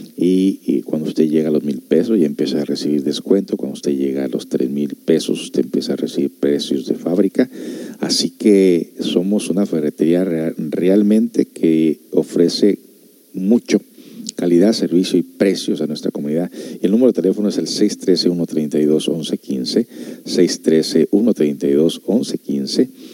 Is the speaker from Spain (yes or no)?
no; United States; also born or lived in Guadalajara (parents); now in Ciudad Constitución, Mexico; yo soy de allá de Estados Unidos